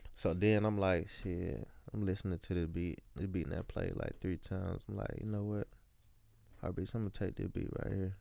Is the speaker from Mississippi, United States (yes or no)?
yes; Columbia, Mississippi, United States; I'm from Columbia, Mississippi